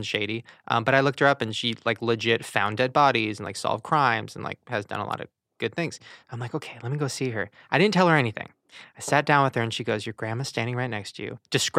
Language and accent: English; Long Beach, California, United States; Long Beach.